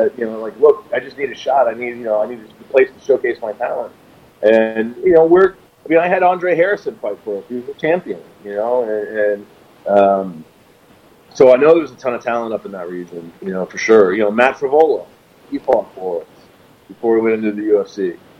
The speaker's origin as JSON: {"language": "English", "country": "Jamaica", "said": "I'm Jamaican, dude."}